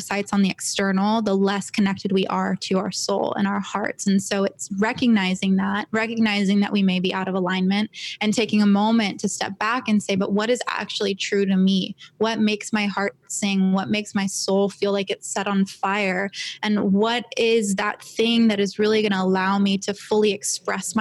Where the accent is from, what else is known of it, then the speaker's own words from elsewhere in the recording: Los Angeles, California, United States; also born or lived in San Diego; I was born and raised in LA. I was born in Santa Monica, grew up here.